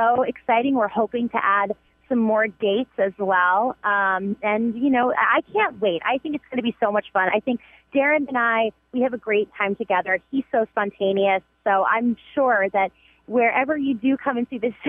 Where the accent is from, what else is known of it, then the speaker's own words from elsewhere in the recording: New York, United States; accent: Bronx; now in Los Angeles, United States; My accent has come back, like, super strong. It gives me, like, 48 hours in New York, and all of a sudden I sound like, you know, back in the Bronx